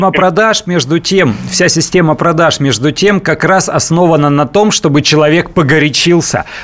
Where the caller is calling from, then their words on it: Perm, Perm Krai, Russia; Здравствуйте, город Пермь.